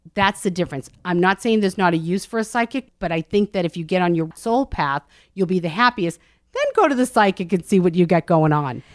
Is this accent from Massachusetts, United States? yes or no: yes; Medford, Massachusetts, United States; Medford, Massachusetts, just north of Boston. I grew up in a very Italian neighborhood